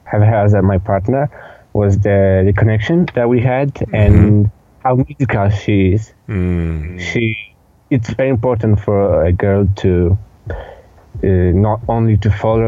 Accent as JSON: {"language": "English", "town": "Lublin", "region": "Lublin Voivodeship", "country": "Poland", "said": "I come from Lublin, Poland"}